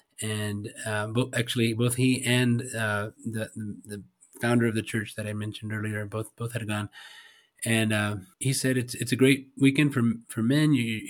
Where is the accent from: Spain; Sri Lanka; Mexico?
Spain; Madrid, Community of Madrid; also born or lived in South Carolina, United States; Yeah, so I was born in South Carolina. Before I turned one, my parents moved to Madrid, Spain. So I grew up in Spain. My parents were missionaries. Dad was a pastor, and that's where I grew up. I was there until I turned 19